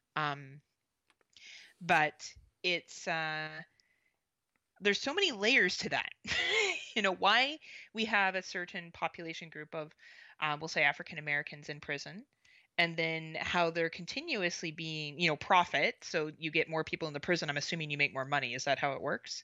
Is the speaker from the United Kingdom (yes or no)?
no; Canada; also born or lived in Southern Ontario; being Canadian, I obviously focus a lot on my own politics